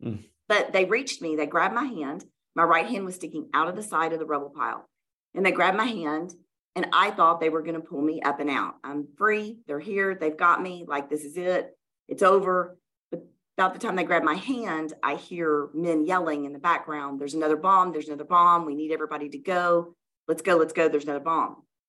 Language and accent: English; the South, United States; we grew up in the South in church, and like other good Southern Christian girls that go to children's church, you memorize scripture and they give you candy.